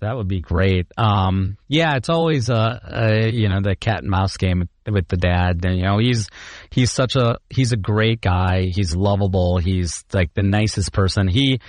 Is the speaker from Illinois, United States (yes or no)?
yes; Chicago, Illinois, United States; and then I'm from Chicago.